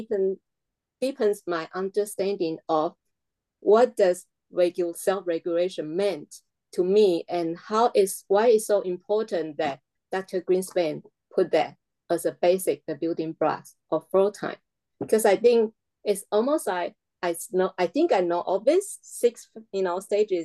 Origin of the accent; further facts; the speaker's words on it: Taiwan; English is a second language; moved away; my home country, Taiwan